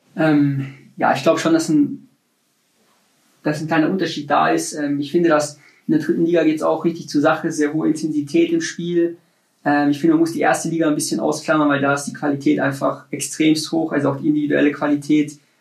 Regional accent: Munich, Bavaria, Germany; moved away as an adult; also born or lived in Nuremberg; in München ist, wo ich geboren bin, wo ich aufgewachsen bin

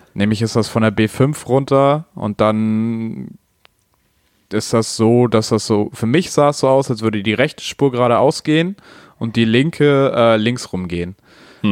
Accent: Hamburg, Germany; bei mir oder bei uns in Hamburg

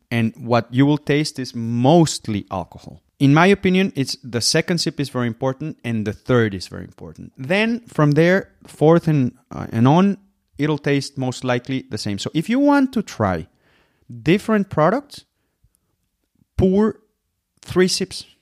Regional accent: Mexico; from Mexico

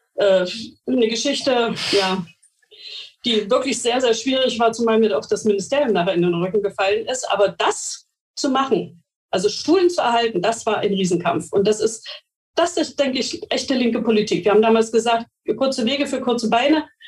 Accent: Mecklenburg-Vorpommern, Germany; Bei uns in Mecklenburg-Vorpommern

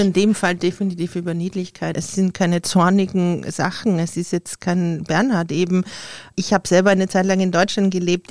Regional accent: Austria; für mich als Österreicherin

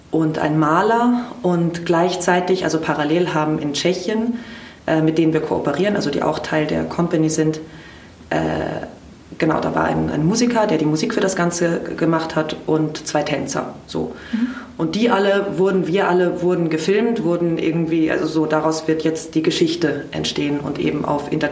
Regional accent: Heidelberg, Baden-Württemberg, Germany; born there; also born or lived in Tel Aviv, Israel / Vienna, Austria; ich bin gebürtige Heidelbergerin ähm, und bin dann aber, ui, wie lange lebe ich jetzt oder habe ich nicht in Heidelberg gelebt? Ich bin erst im Dezember 2019 wieder zurückgekommen

